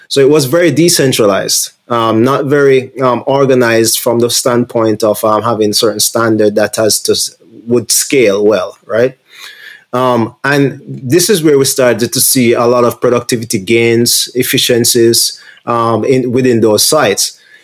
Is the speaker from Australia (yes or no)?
no; Jamaica; moved away; I'm from Jamaica originally.